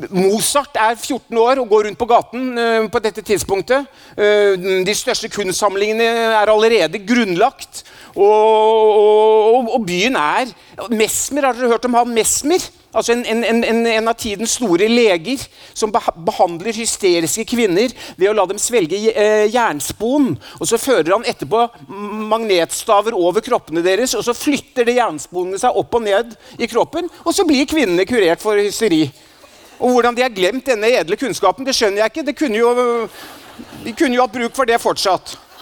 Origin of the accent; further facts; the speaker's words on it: Oslo, Norway; also born or lived in Stavanger; Jeg er jo fra Oslo, selv om jeg er født i Stavanger, så jeg vokste opp i Oslo.